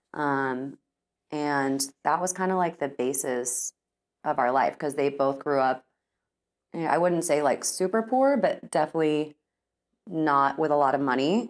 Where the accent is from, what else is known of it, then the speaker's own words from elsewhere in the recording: Austin, Texas, United States; now in Dallas, United States; born and raised in Texas